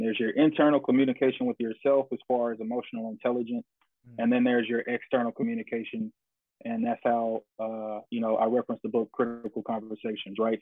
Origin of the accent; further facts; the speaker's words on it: Jackson, Tennessee, United States; moved away as an adult; now in Texas, United States; I'm originally from Jackson, Tennessee